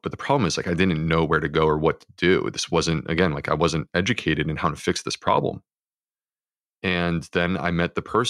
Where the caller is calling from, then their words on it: Charleston, South Carolina, United States; I'm in Charleston, South Carolina.